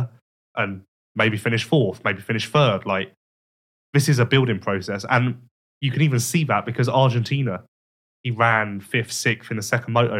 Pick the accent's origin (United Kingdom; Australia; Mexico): United Kingdom; England; I'm English